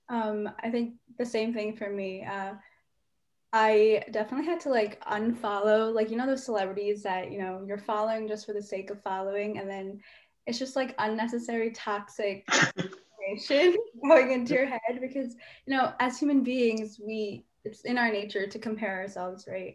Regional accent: United States; as an indian american

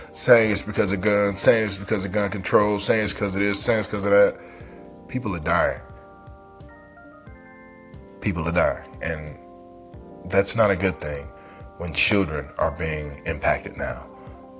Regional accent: Michigan, United States; moved away; I'm originally from Michigan

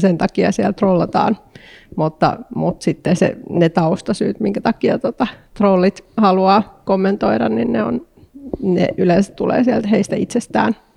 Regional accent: Eastern Finland, Finland; also born or lived in Porvoo, Finland; now in Helsinki, Finland; mä oon Itä-Suomesta kotoisin

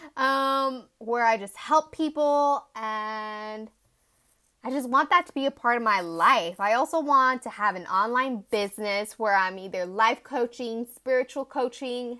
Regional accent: Tucson, Arizona, United States; moved away as an adult; now in Chongqing, China; I grew up in sunny little town called Tucson, Arizona

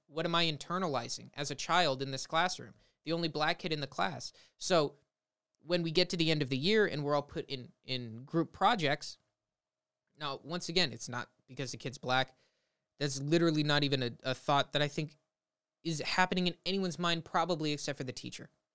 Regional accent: Los Angeles, California, United States; where I grew up in the Valley of Los Angeles, California, um, I've lived here my whole life

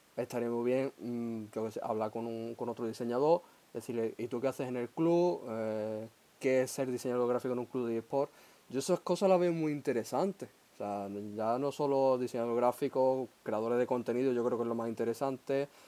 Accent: Huelva, Andalusia, Spain; yo que soy de aquí de Huelva

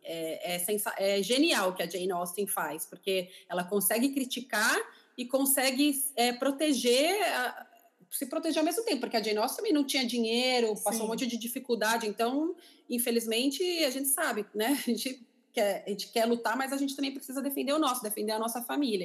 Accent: São Paulo, Brazil; moved away as an adult; now in London, United Kingdom; A gente morou no mesmo prédio em São Paulo

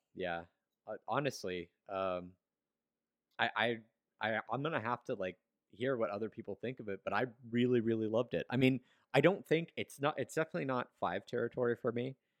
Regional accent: United States; as an American fan, a, like, as an English-speaking fan

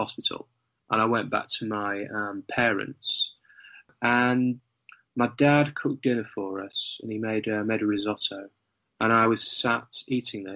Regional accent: North Lincolnshire, Yorkshire and the Humber, United Kingdom; I grew up in a part of the country called North Lincolnshire in the UK

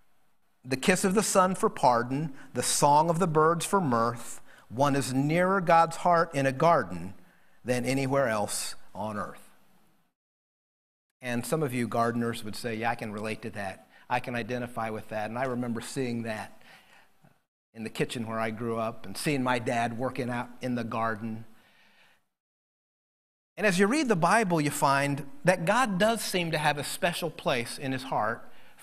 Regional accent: Indiana, United States; moved away; little house where I grew up in Indiana

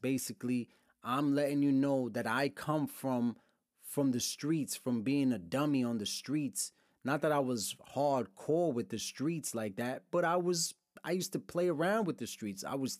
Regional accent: Brooklyn, New York, United States; also born or lived in Lawrence, Massachusetts / Pennsylvania / Dominican Republic; I'm from Brooklyn. I've lived in multiple cities, moved around my whole life. Lawrence, Mass., Brooklyn, New York, upstate New York, Pennsylvania, Dominican Republic.

